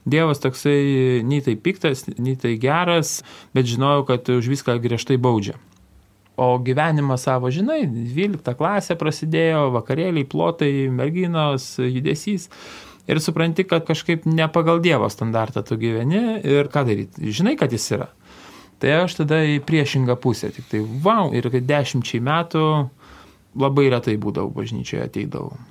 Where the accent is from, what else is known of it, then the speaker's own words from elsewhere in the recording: Kupiškis District, Panevėžys County, Lithuania; Mano vaikystė, sakysim, prabėgo Kupiškio rajone. Ir augome, tikrai eidavom ir į bažnyčią sekmadieniais būdavom.